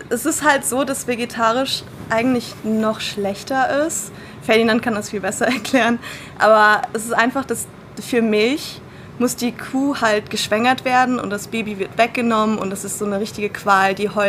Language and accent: German; Luxembourg; moved away as an adult; now in Berlin, Germany; In Luxemburg. Also von zwei bis ich ausgezogen bin, 19. Und dann bin ich nach Berlin gezogen, genau.